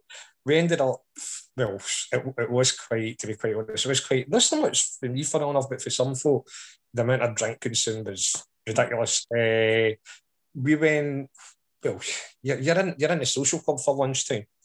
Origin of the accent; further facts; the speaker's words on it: Scotland, United Kingdom; I'm Scottish